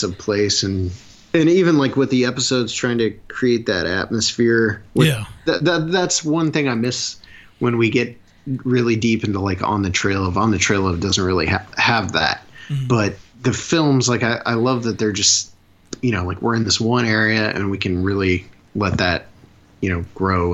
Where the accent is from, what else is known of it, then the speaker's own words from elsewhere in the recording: Northeast Ohio, United States; I'm from Neo. I'm from Northeast Ohio, and we're right on that line.